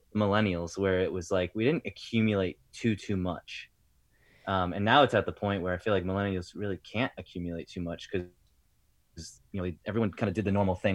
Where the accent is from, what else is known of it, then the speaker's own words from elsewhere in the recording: Rhode Island, United States; also born or lived in Tampa; now in New Jersey, United States; that's where I'm from originally.